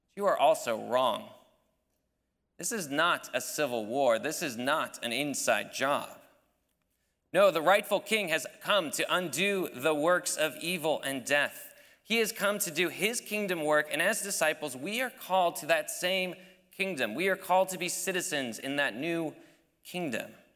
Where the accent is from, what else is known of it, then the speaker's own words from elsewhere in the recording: United States; as an American